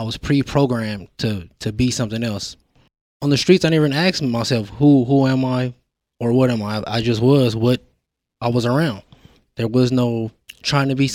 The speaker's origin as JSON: {"language": "English", "town": "Denver", "region": "Colorado", "country": "United States", "tie": "born or raised there", "said": "born and raised in Denver, Colorado"}